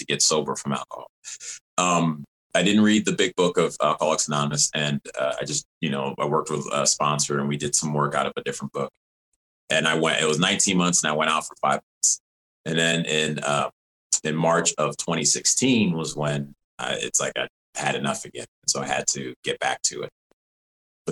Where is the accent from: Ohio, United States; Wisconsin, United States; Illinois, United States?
Illinois, United States; Evanston; also born or lived in Rochester, New York; I was born in Rochester, New York, and grew up in Evanston, Illinois, right outside of Chicago